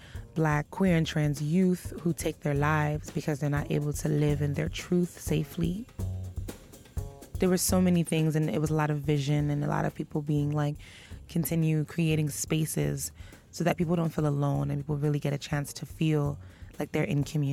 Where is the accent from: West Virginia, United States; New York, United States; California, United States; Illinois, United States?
New York, United States; New York City; I come from Brooklyn, East New York. I come from, quote unquote, the inner city. I grew up, you know, witnessing violence